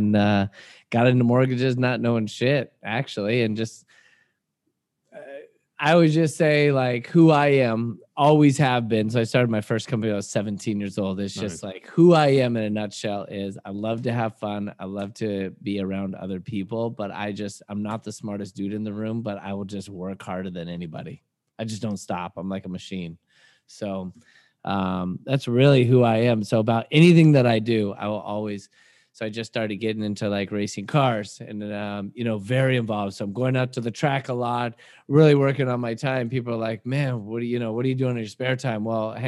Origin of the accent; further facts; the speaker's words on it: Washington, United States; now in California, United States; I'm a guy from Washington State University or Washington State, then went to Wazoo, and then came down to California on vacation. I never left.